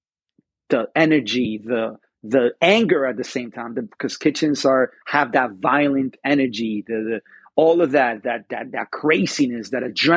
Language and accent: English; Spain; moved away; I'm from Spain, so I'm always going to have a Spanish influences when I cook